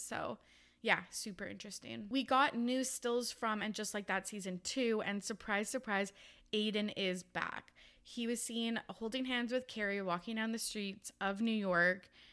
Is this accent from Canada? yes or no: yes; Canada; I'm from Canada